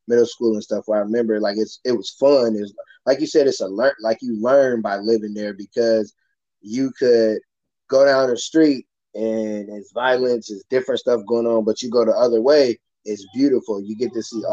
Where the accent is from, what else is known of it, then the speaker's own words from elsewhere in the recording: Michigan City, Indiana, United States; I'm from Michigan City, Indiana, so it's close there